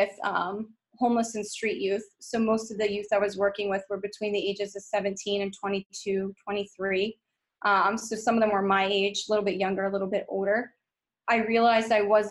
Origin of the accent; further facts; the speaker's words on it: West Virginia, United States; moved away as an adult; I was born and raised in West Virginia and lived there pretty much my entire life until the year after I graduated college